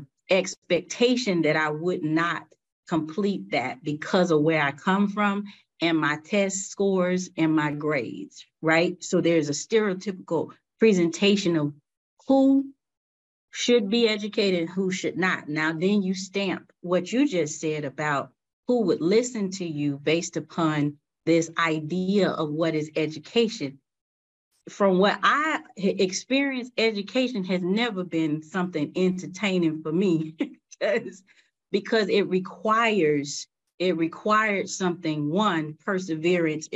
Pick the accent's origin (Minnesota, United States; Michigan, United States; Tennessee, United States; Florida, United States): Florida, United States; Riviera Beach; I grew up in Riviera Beach, right? And you know, growing up in Riviera Beach, Florida was the Raw